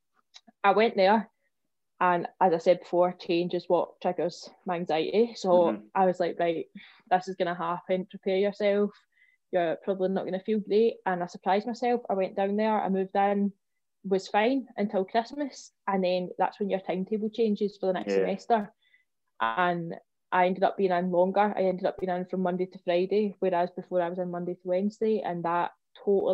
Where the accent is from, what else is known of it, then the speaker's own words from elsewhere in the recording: Coylton, Scotland, United Kingdom; I come from Coyleton